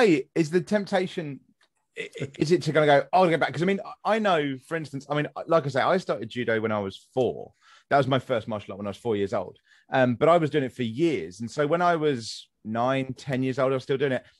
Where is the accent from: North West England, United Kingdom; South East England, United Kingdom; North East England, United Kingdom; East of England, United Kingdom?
South East England, United Kingdom; West Sussex; moved away; I'm from West Sussex originally